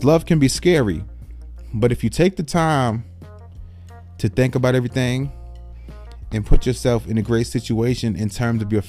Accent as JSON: {"language": "English", "town": "New York City", "region": "New York", "country": "United States", "tie": "born or raised there", "said": "I was born and raised in the Bronx, New York"}